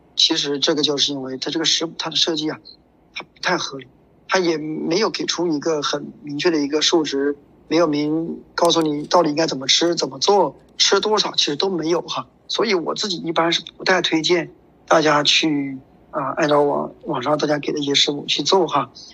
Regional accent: China; 对于我们中国人来说，对于我们国人来说

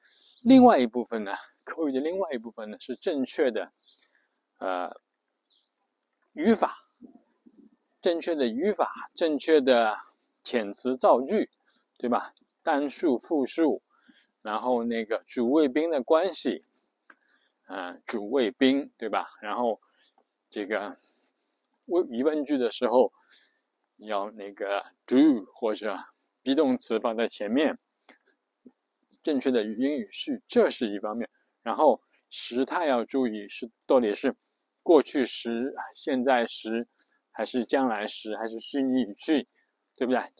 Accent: China; 所以我们中国人写的这个这个一邮件工作邮件

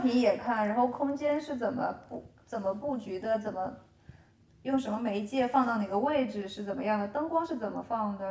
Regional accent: China; moved away; 我就说来自中国

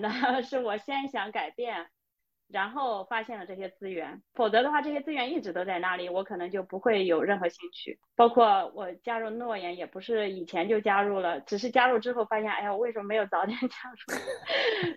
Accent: China; moved away as an adult; now in Sweden; 我是中国人，我代表中国

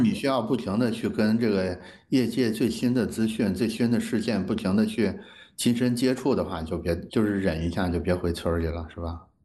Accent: China; 我们中国人作为一个农耕民族

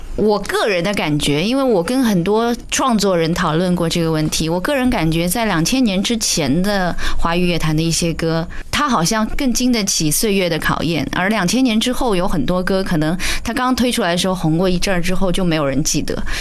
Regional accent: Shanghai, China; 我们上海人说的那种“冷面话鸡”

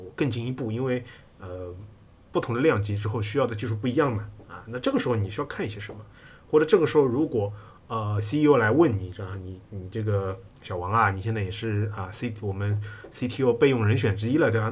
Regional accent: China; 我们中国人

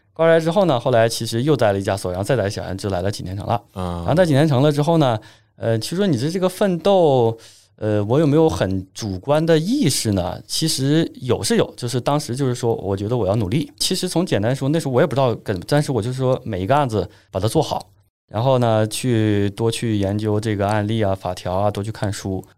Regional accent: Northeast China, China; 咱们东北人

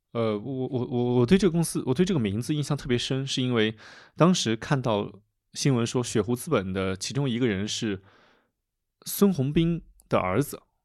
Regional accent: Bengbu, Anhui, China; now in Chengdu, China; 我的家乡是在蚌埠，我可以让我一些老的同学

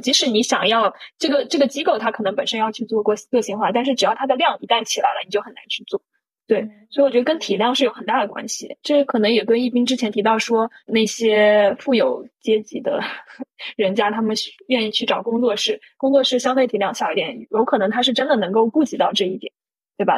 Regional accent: China; 我们中国人

